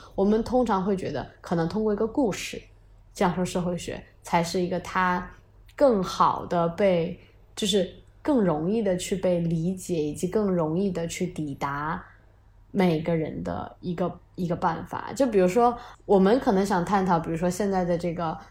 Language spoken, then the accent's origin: Chinese; China; 我们中国人